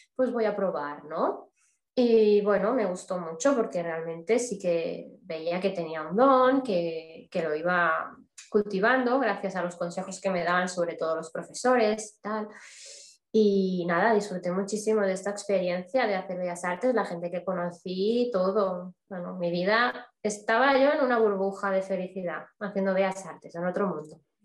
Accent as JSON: {"language": "Spanish", "town": "Barcelona", "region": "Catalonia", "country": "Spain", "said": "soy de origen de Barcelona, de España"}